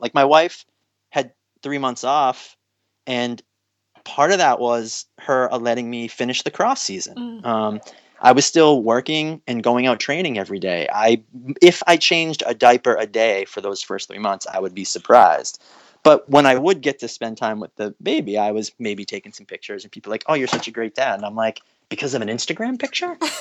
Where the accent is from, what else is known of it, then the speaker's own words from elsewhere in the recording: United States; also born or lived in New England; as an American